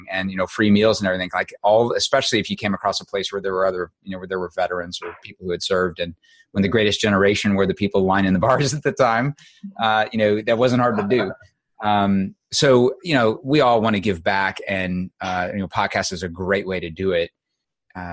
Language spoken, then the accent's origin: English; Midwest, United States; I grew up in the Midwest on a farm